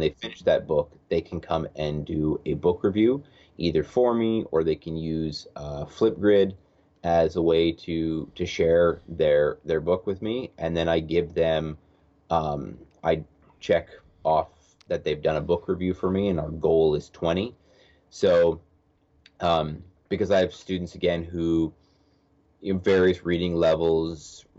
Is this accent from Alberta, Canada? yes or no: yes; Edmonton, Alberta, Canada; I am from Edmonton, Alberta, Canada